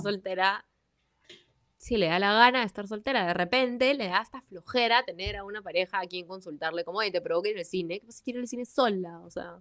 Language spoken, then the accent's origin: Spanish; Peru; quiénes somos el día de hoy como peruanos